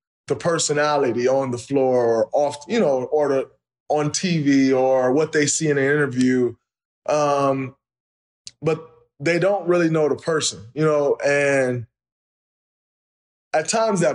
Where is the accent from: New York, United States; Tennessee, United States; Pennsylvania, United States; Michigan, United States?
Michigan, United States; Saginaw; I grew up in Saginaw, Michigan